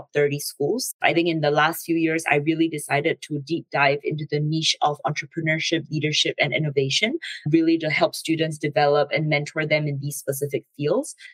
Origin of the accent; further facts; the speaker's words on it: Singapore; moved away as an adult; I'm originally from Singapore